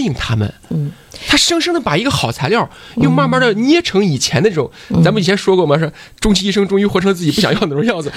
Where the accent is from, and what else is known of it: China